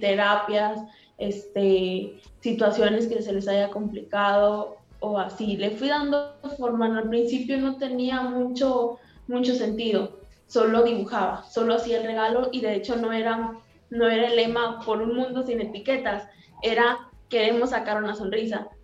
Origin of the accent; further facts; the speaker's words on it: Nuevo Laredo, Tamaulipas, Mexico; soy de Nuevo Laredo, México